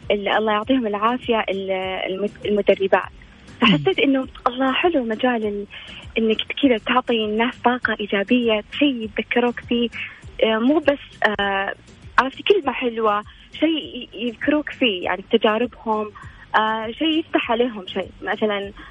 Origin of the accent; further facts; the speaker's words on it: Riyadh, Riyadh Province, Saudi Arabia; انا آه، من الرياض وانا اكاديميه متخرجه لغات وترجمه حاليا ادرس آه، في جامعة الملك سعود